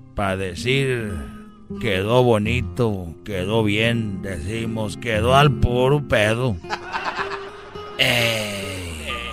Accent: Mexico; así somos los mexicanos

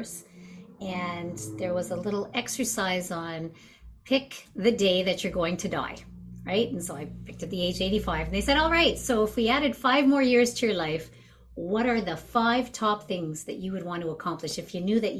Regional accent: Montreal, Quebec, Canada; I'm originally from Montreal

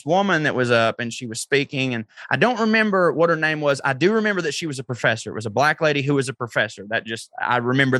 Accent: the South, United States; when I was a kid growing up in the South

